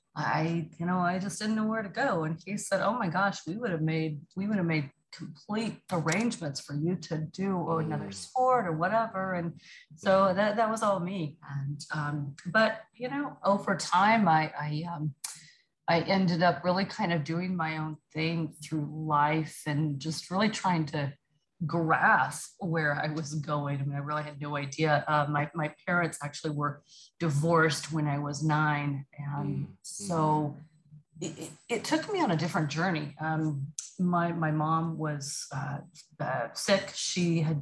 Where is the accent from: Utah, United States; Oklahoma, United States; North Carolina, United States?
Oklahoma, United States; Choctaw; moved away as an adult; now in Dallas, United States; I grew up in a little bitty town called Choctaw, Oklahoma